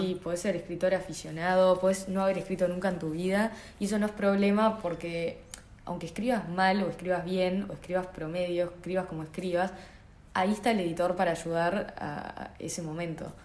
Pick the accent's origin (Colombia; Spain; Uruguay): Uruguay; Montevideo